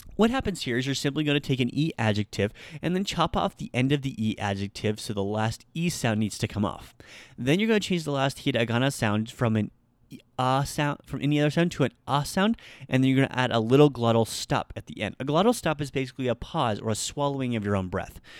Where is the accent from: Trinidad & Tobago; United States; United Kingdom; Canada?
United States; Nebraska; I'm from Nebraska